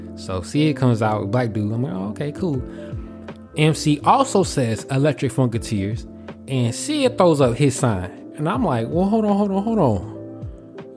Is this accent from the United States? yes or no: yes; Atlanta, Georgia, United States; moved away as an adult; I'm coming from Atlanta.